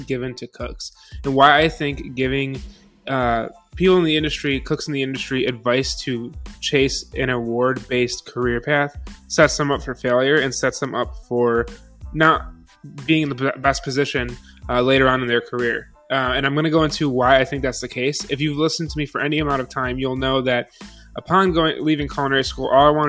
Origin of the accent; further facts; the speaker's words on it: Buffalo, New York, United States; moved away; Growing up in Buffalo